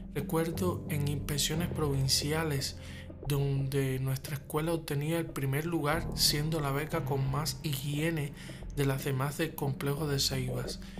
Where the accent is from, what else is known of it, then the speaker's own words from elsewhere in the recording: Havana, Cuba; cubano, nacido en La Habana